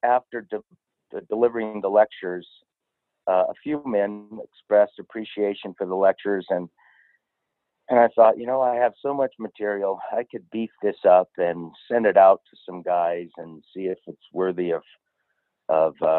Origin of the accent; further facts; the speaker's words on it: California, United States; also born or lived in Kentucky; Born and raised in California, lived in Kentucky for 5 years